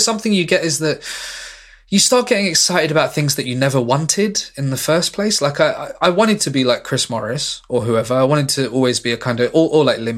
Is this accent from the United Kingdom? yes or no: yes; London, United Kingdom; moved away as an adult; also born or lived in Manchester; I'm from London and I could move back here quite easily